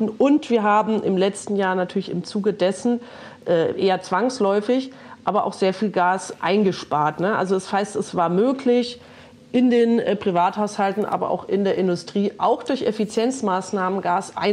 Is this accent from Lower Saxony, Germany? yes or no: no; Bavaria, Germany; Und beispielsweise auch in Bayern, wo ich herkomme, jetzt wieder Windräder geplant werden